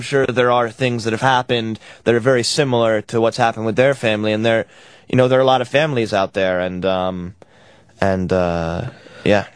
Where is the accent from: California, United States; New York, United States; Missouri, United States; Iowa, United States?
New York, United States; now in Los Angeles, United States; I'm from New York, and um, I've been out in LA for a little while